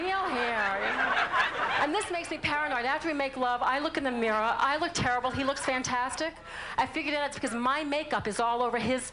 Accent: New Orleans, Louisiana, United States; accent: southern; I'm from New Orleans

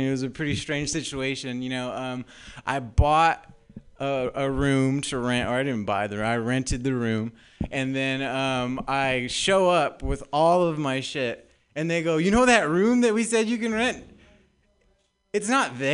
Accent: Southern California, United States; moved away as an adult; now in San Francisco, United States; I'm actually new up here to San Francisco. I'm from Southern California. That's why my voice sounds like

